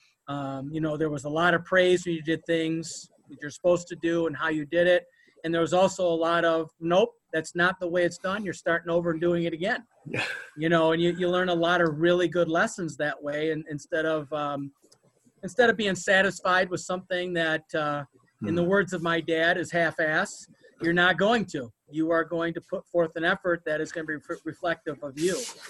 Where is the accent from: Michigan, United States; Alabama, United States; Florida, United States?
Michigan, United States; Westland; We grew up in Westland, Michigan, and went to Livonia schools